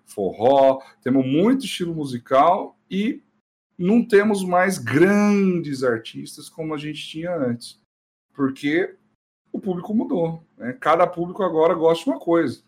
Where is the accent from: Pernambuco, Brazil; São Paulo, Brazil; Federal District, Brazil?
São Paulo, Brazil; now in Campo Mourão, Brazil; Eu sou paulista, viu? Nascido ah. em São Paulo, capital.